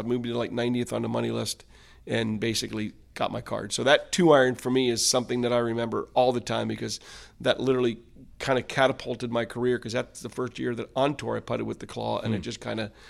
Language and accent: English; United States; even though I was American, because here he is in South Africa